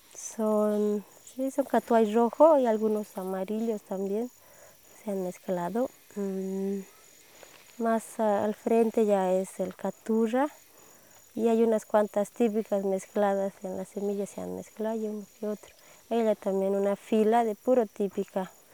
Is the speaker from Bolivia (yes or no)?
yes; El Alto, La Paz, Bolivia; also born or lived in Los Yungas, Bolivia; soy de La Paz, Bolivia, del Alto.